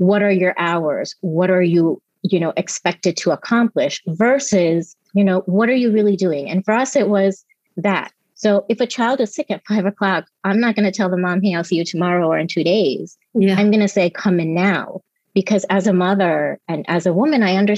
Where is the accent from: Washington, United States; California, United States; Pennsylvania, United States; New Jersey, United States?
New Jersey, United States; also born or lived in Mumbai, India; I grew up in New Jersey on the East Coast. I think I was there from the time I was six.